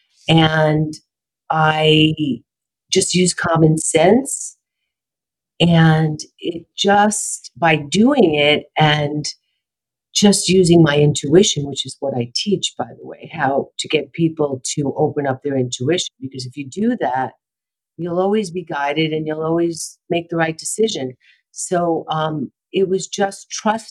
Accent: New York City, New York, United States; also born or lived in Brooklyn / Manhattan; now in Los Angeles, United States; I'm from New York, born in Brooklyn, raised in Queens, lived in Manhattan, and I came out to LA on a fluke

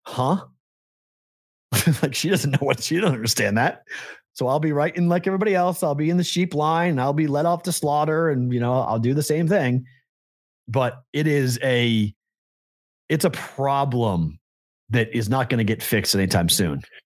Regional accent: Andover, Massachusetts, United States; moved away as an adult; also born or lived in Des Moines; my hometown of Andover, Mass

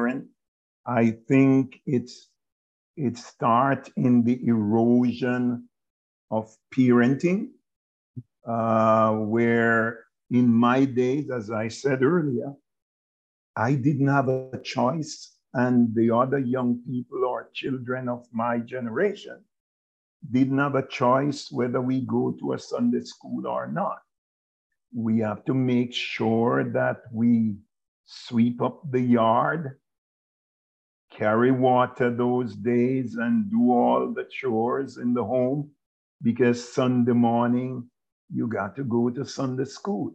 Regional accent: Duanvale, Trelawny, Jamaica; moved away as an adult; I was born in Jamaica in a little rural community known as Duanvale in the parish of Trelawney, Jamaica

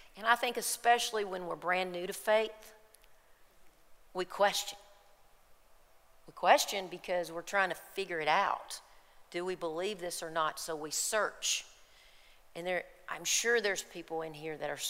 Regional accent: Kentucky, United States; we're from Kentucky

